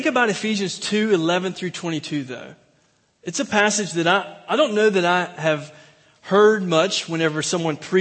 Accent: Mayberry Country, North Carolina, United States; now in Plano, United States; I am from Mayberry Country

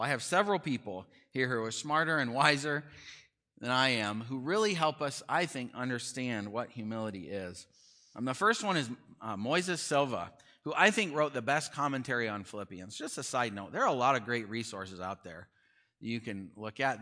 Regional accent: near Chicago, Illinois, United States; I grew up near Chicago

